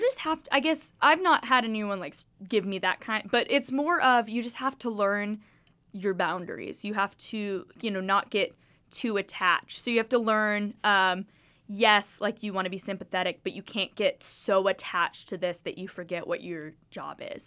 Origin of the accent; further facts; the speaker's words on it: Kingsport, Tennessee, United States; I grew up watching News Channel eleven. I'm from the air, I'm from Kingsport.